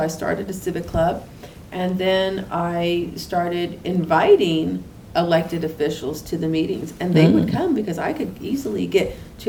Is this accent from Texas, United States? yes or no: yes; Houston, Texas, United States; Right, in the east end of Houston, east end community.